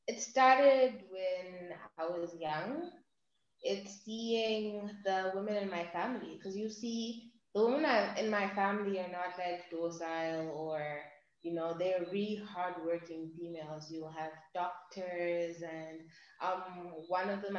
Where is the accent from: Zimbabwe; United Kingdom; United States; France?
Zimbabwe; I'm from Zimbabwe